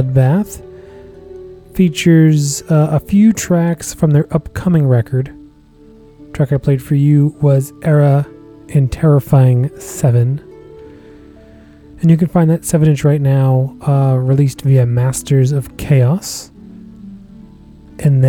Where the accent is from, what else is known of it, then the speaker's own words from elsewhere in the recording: Massachusetts, United States; out of Massachusetts, my home state.